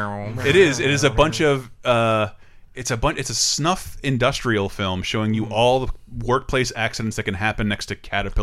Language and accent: English; Florida, United States; And if I'm from Florida